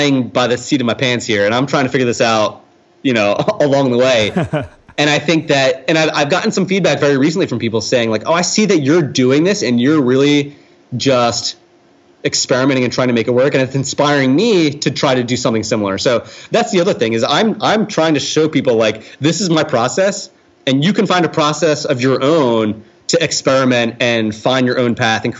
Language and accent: English; New Jersey, United States; I'm from South Jersey, where the area code was 856